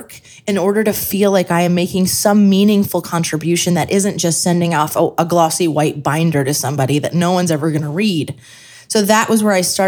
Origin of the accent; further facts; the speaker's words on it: Scranton, Pennsylvania, United States; I am from Scranton.